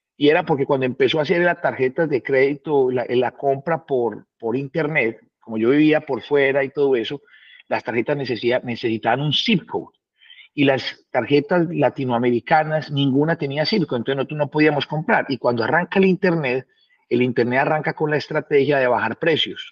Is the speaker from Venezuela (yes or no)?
no; Colombia; moved away; also born or lived in Honduras / Costa Rica / United States; yo me acuerdo cuando yo me fui de Colombia